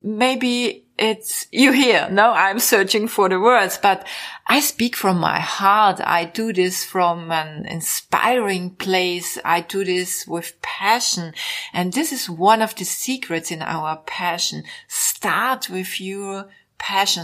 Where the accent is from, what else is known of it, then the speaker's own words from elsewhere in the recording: Vienna, Austria; English is a second language; also born or lived in Mallorca, Spain; I was born 1961 in Vienna